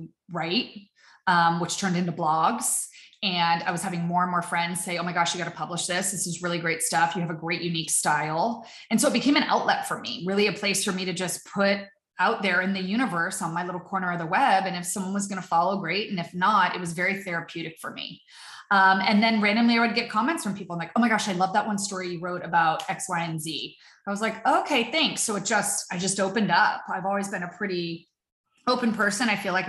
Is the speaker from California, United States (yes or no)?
yes; Southern California, United States; moved away as an adult; also born or lived in Arizona / New York City / Connecticut; I'm from Southern California. I was born and raised